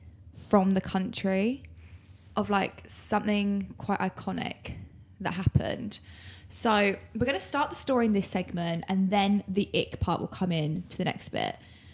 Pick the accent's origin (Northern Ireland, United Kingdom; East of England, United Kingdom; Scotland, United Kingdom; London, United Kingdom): London, United Kingdom; oh, we're from London.